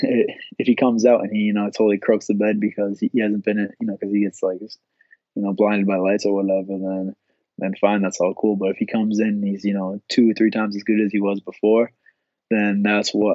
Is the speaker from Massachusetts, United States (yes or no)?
yes; Boston, Massachusetts, United States; I'm finally, like, in my hometown.